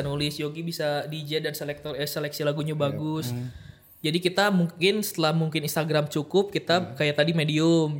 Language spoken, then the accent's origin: Indonesian; Bandung, West Java, Indonesia; kita malu sebagai orang Bandung dan orang Sunda